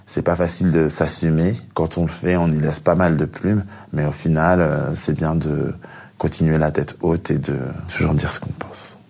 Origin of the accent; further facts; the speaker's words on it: France; also born or lived in Cameroon (ancestry); je suis français mais aussi d'origine camerounaise